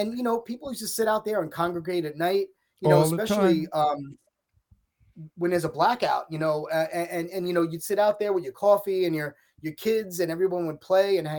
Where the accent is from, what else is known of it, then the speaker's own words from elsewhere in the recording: New York City, New York, United States; I grew up in Middle Village